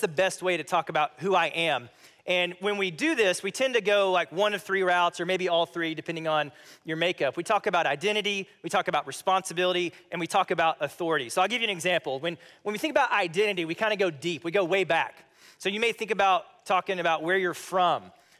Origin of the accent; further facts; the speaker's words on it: Missouri, United States; I'm like, oh, I'm a Missourian.